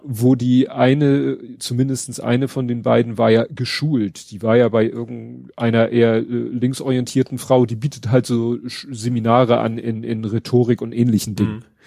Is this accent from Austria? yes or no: no; Steilshoop, Hamburg, Germany; ich bin ja in Stalzhoop aufgewachsen. Das ist ja auch eine Riesenhochhaussiedlung.